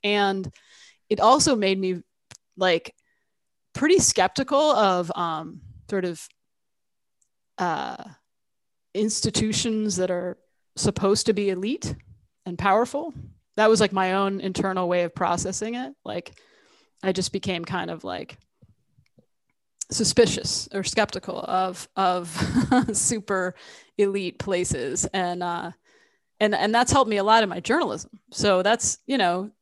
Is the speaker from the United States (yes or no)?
yes; Central New Jersey, United States; also born or lived in Tucson, Arizona; moved to New Jersey, Central Jersey, very different from Arizona. And grew up mostly there